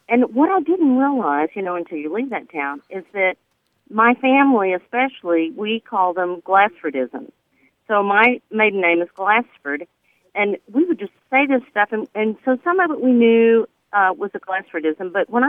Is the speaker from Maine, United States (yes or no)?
no; north central West Texas, United States; now in Grand Prairie, United States; growing up in, north central West Texas